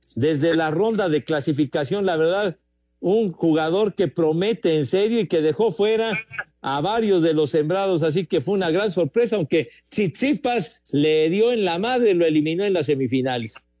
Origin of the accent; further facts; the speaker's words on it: Mexico City, Mexico; somos orgullosamente iztapalapenses